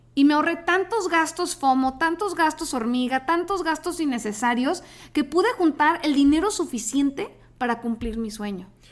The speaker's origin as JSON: {"language": "Spanish", "town": "Tijuana", "region": "Baja California", "country": "Mexico", "moved": "as an adult", "lives_now": "Monterrey, Mexico", "said": "yo soy de Tijuana, me vine aquí a Monterrey a estudiar"}